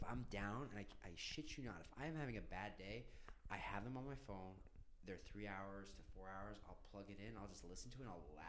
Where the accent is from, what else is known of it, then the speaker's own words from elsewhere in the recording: New York City, New York, United States; grew up in Midtown Manhattan on 38th and 1st, right by the UM.